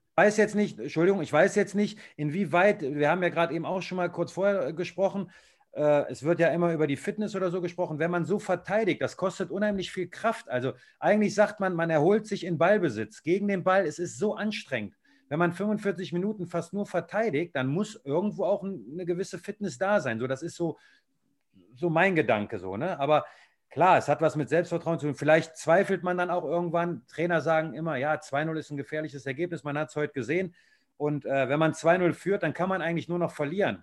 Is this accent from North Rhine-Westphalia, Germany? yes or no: yes; Viersen, North Rhine-Westphalia, Germany; also ich komme eigentlich aus Süchteln, das gehört ja zu Viersen